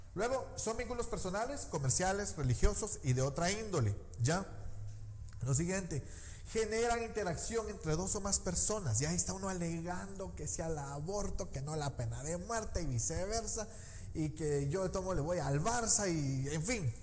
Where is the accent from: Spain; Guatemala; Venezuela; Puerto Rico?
Guatemala; como típico chapín no salí huyendo